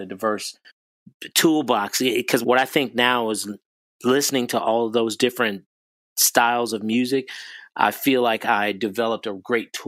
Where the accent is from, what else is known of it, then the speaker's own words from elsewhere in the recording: Chicago, Illinois, United States; also born or lived in Calumet City, Illinois; I grew up in Chicago, Illinois. I was born in, you know, in Chicago proper, and like fourth grade or so, moved out to the south suburbs in Calumet City.